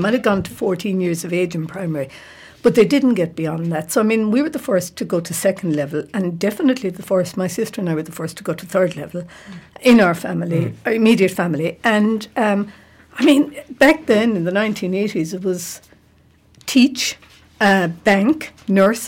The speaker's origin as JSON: {"language": "English", "town": "Tulla", "region": "County Clare", "country": "Ireland", "tie": "born or raised there", "moved": "yes", "lives_now": "Galway, Ireland", "said": "I grew up outside Tulla, a place called Derrymore."}